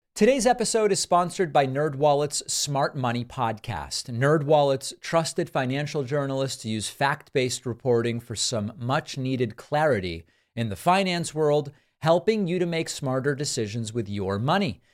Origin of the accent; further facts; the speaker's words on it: Argentina; moved away; also born or lived in Western Massachusetts; I'm from Argentina